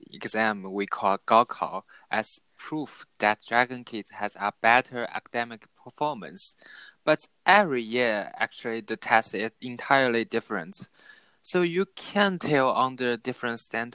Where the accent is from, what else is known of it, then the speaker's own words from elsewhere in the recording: China; I'm Chinese